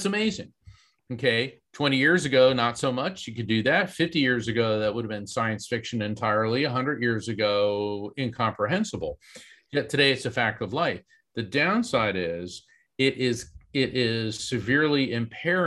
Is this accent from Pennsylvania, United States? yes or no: no; East Coast, Central Florida, United States; growing up in East Coast, Central Florida